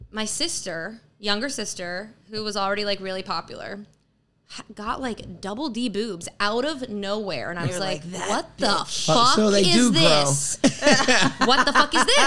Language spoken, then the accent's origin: English; New York, United States; also born or lived in Brooklyn, New York / Poughkeepsie, New York / Westchester, New York; we moved to Poughkeepsie, New York, because my mom had, like, a radio job up there.